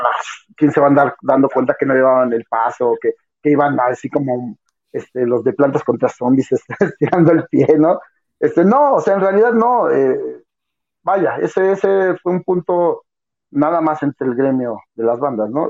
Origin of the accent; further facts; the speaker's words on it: Mexico; para nosotros como mexicanos